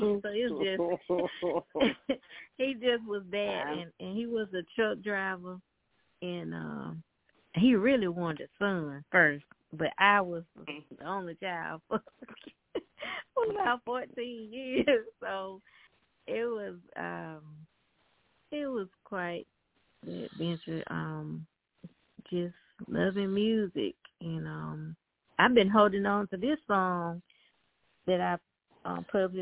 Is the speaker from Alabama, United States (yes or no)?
yes; Selma, Alabama, United States; moved away; I'm from this small town, Alabama, called Selma